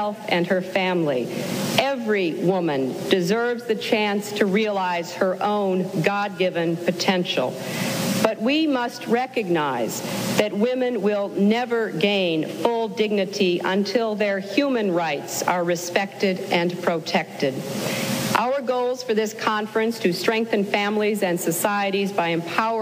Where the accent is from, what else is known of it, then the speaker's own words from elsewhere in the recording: United States; As an American